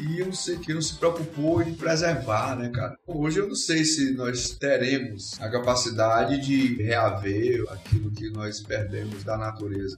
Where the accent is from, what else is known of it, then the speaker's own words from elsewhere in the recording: Parnaíba, Piauí, Brazil; also born or lived in Magalhães de Almeida, Maranhão / Teresina, Piauí; na verdade eu nasci em Parnaíba, meus pais moravam lá